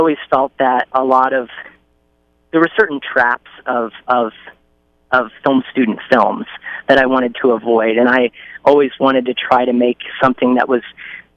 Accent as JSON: {"language": "English", "region": "Indiana", "country": "United States", "moved": "yes", "said": "I'm from Indiana originally"}